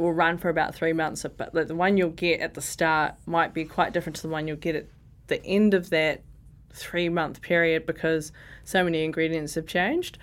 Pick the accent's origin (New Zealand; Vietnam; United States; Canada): New Zealand; Porirua, Wellington; I grew up in Ascot Park, Nen, my grandma lives in Cannon's Creek